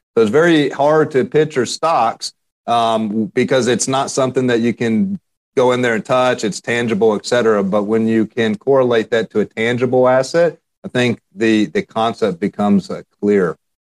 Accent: Central Texas, United States; I grew up in Central Texas

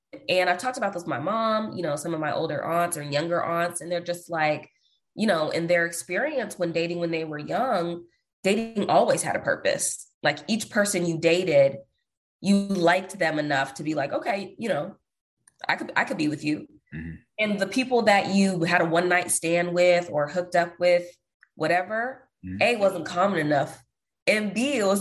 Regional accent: Seattle, Washington, United States; moved away as an adult; also born or lived in New Orleans, Louisiana / Houston, Texas; now in Austin, United States; I'm originally from Seattle, Washington, but I live in Austin, Texas at the moment

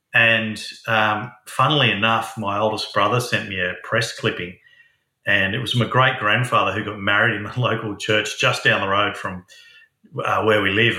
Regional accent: Sydney, New South Wales, Australia; moved away as an adult; also born or lived in Newcastle, Australia; now in Hunter Valley, Australia; Actually, I grew up in Sydney, and then moved to Newcastle after I got a lot of experience in pubs in Sydney. Yeah, so I've been here for over 20 years now.

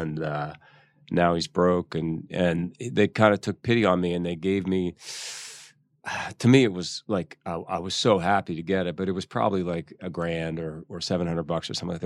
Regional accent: Philadelphia, Pennsylvania, United States; moved away; also born or lived in New York; I grew up in Philly

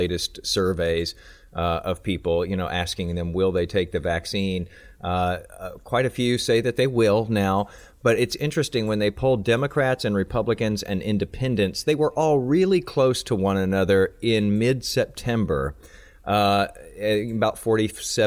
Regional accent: Houston, Texas, United States; give some love to my hometown today

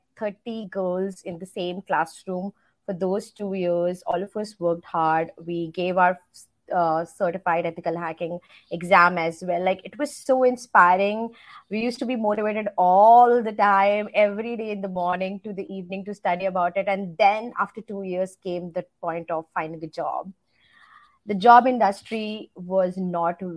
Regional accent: India; moved away as an adult; now in United States; I grew up in India. So I've spent most of my time in India. I moved here to the States just close to 3.5 years ago when I got married

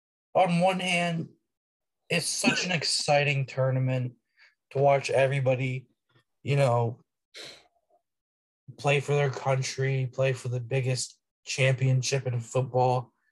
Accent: United States; as an American

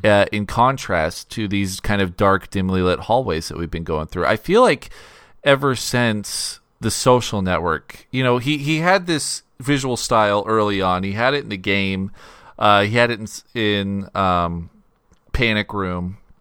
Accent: United States; as an American audience

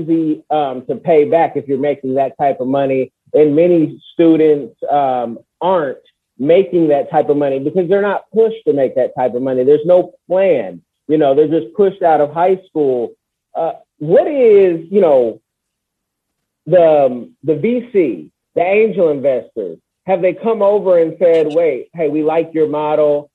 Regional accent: the Bay Area, California, United States; I'm from the Bay

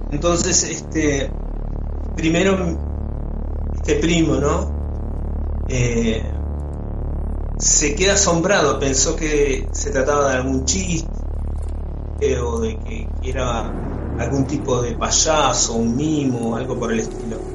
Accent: Hurlingham, Buenos Aires Province, Argentina; prácticamente podría decir que nací en, en Hurlingham porque yo soy de la capital, o sea, nací en Capital Federal, pero desde muy chico me, me instalé en la provincia de Buenos Aires y casualmente en Hurlingham.

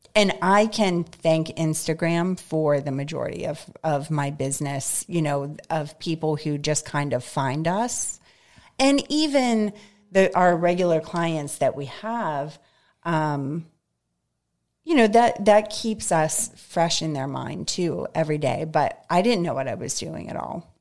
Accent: North Hills, Pennsylvania, United States; moved away as an adult; now in Greensburg, United States; I grew up in North Hills.

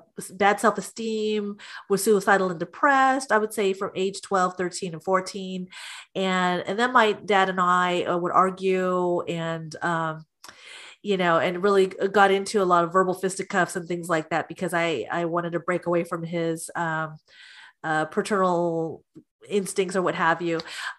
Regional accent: United States; And with me as an American girl, I wanted to have friends and I wanted to dress pretty

